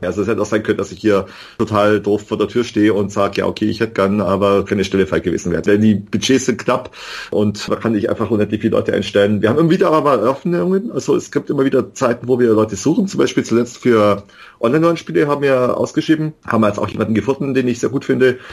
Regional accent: Bavaria, Germany; Ich komme vom Land aus Bayern

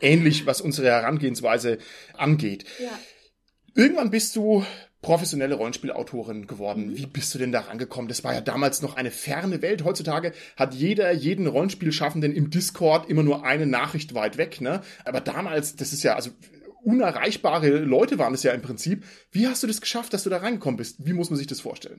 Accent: Southern Germany, Germany; Ich komme ja aus Süddeutschland

